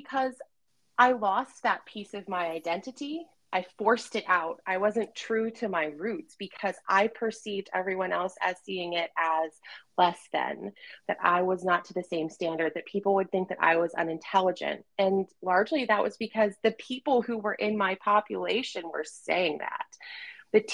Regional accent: Appalachia, United States; accent: Appalachian; And so I quickly taught myself how to speak without an Appalachian accent.

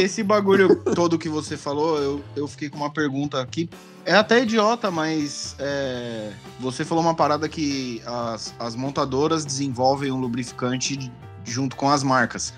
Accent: São Paulo, Brazil; now in California, United States; eu sou de Pirituba, mas tô na Califórnia

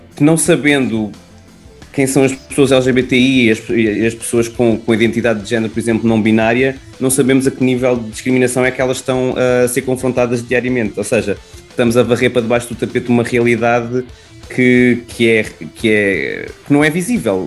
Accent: Lisbon, Portugal; eu nasci na Graça, portanto é mesmo tipo nasci no bairro de, de Lisboa, num bairro típico de Lisboa

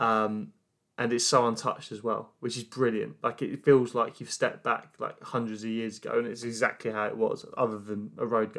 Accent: United Kingdom; as British people

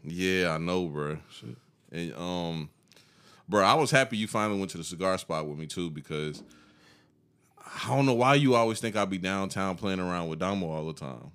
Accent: the South, United States; we grew up in the South

